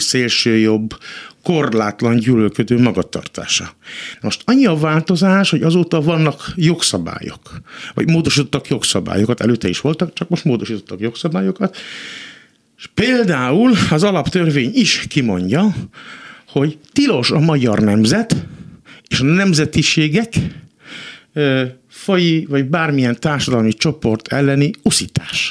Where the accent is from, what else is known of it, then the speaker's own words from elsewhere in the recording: Hungary; mint magyar ember, magyar állampolgár